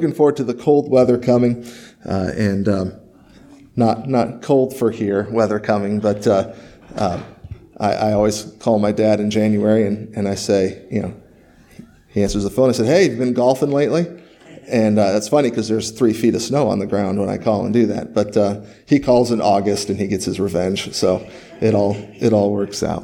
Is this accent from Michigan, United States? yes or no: yes; Michigan, United States; moved away; I grew up in Michigan